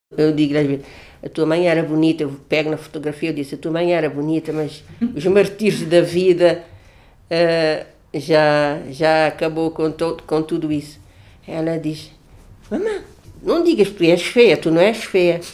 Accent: Cape Verde; sou de Cabo Verde

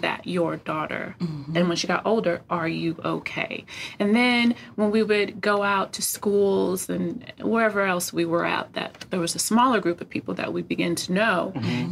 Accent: California, United States; I was young and I am from California

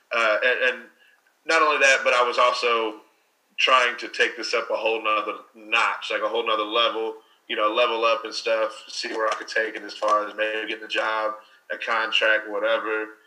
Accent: Louisville, Kentucky, United States; growing up where I grew up here in Louisville

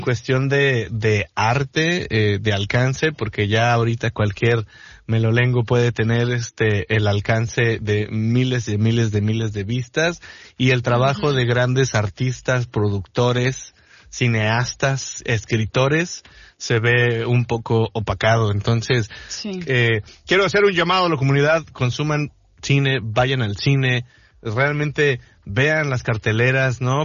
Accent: Mexico; also born or lived in Los Cabos, Baja California Sur; como mexicanos, como sociedad de, eh, hablo por los cabos, ¿no? Como ciudadano responsable de aquí

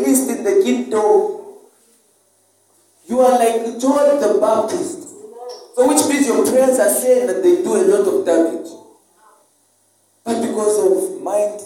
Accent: Zambia

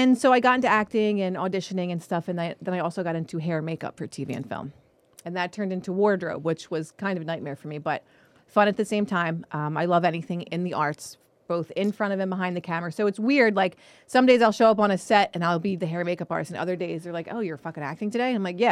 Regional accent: Philadelphia, Pennsylvania, United States; moved away as an adult; now in California, United States; I've always been like the artist and stuff like that back in Philly

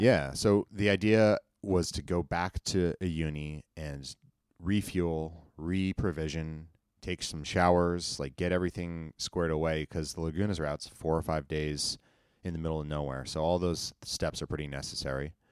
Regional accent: United States; I grew up in Tahoe

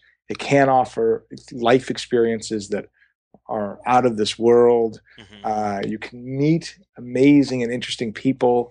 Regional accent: St. Louis, Missouri, United States; now in Los Angeles, United States; I lived in St. Louis when I was at that age.

